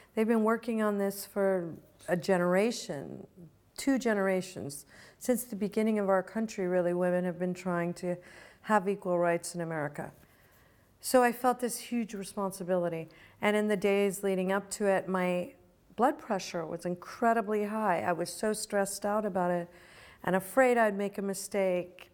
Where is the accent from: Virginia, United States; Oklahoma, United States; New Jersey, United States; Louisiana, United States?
Virginia, United States; also born or lived in Chicago, Illinois; now in California, United States; When I grew up, when I lived in the hippie commune, I lived in Virginia. I was born in Chicago, in Illinois.